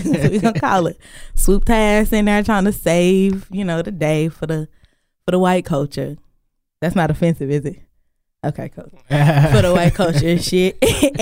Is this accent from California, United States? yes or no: no; Crowley, Texas, United States; I grew up in Crowley